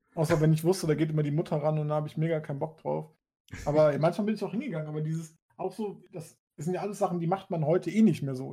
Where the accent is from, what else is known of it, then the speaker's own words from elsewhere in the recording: Hamburg, Germany; also born or lived in Switzerland; ich bin in Hamburg geboren, habe irgendwann zwischendurch äh, kurz ein halbes, dreiviertel Jahr in der Schweiz gewohnt und dann wieder nach Hamburg. Aber außer diese kleine Pause durchgehend in Hamburg